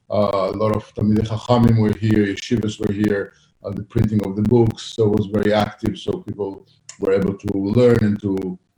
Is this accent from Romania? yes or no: no; Italy; I grew up in Italy